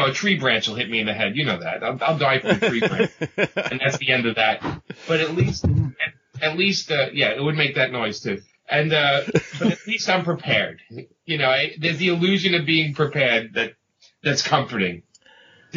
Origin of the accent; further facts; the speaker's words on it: New York City, New York, United States; if you can't tell by the accent, I grew up in Brooklyn